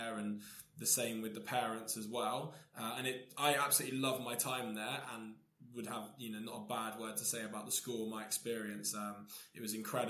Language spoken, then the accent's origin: English; Taunton, South West England, United Kingdom; now in Portsmouth, United Kingdom; I grew up in Somerset, in Taunton, and it was very much a white-dominated area